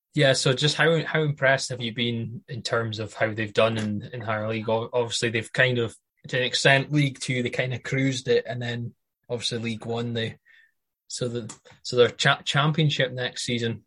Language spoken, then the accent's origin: English; Banff, Scotland, United Kingdom; I'm from um, Banff